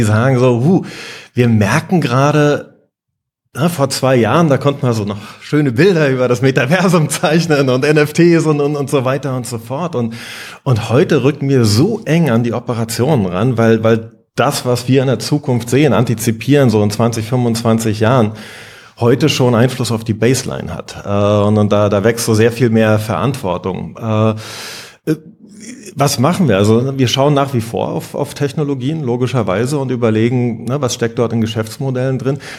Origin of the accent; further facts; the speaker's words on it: East Germany, Germany; Ich war, ich bin in der DDR groß geworden. Ich war 16, als die Wende anfing